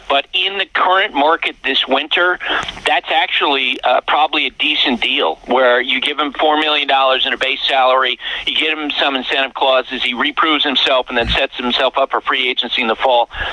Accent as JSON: {"language": "English", "region": "Central Vermont", "country": "United States", "tie": "born or raised there", "said": "I, I I grew up in Central Vermont."}